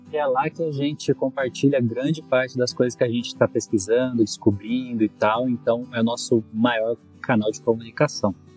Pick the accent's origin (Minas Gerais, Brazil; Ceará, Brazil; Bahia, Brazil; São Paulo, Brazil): São Paulo, Brazil; Jacareí; sou nascido em Jacareí, Vale do Paraíba, é, e eu morei lá até os 18 anos.